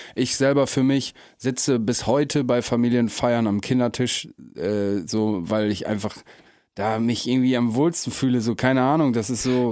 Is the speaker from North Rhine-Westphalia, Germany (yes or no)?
no; Emsland, Lower Saxony, Germany; moved away; im Emsland, wo ich herkomme, ganz bekannt das Moormuseum